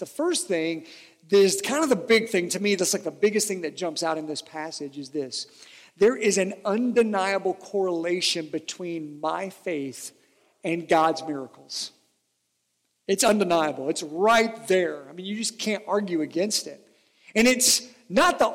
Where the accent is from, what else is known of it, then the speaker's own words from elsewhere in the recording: Harlan County, southeastern Kentucky, United States; I'm from Harlan County in southeastern Kentucky